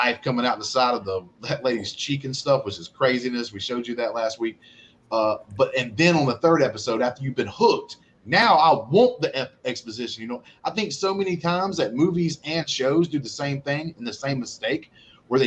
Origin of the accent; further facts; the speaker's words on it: Alabama, United States; I'm from Alabama.